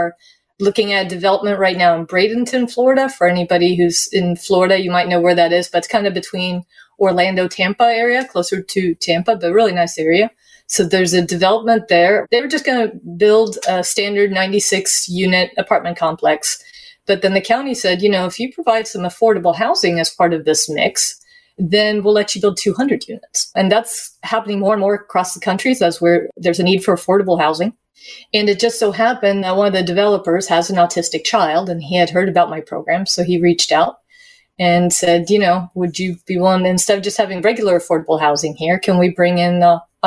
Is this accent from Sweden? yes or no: yes; Sweden; moved away; I'm an immigrant as well. I immigrated from Sweden